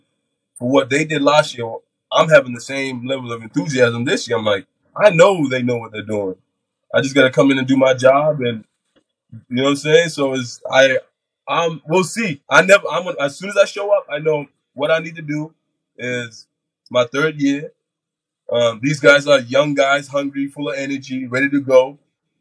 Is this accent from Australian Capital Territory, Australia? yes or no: yes; Canberra, Australian Capital Territory, Australia; moved away as an adult; now in Cairns, Australia; This is my hometown. This is where I grew up.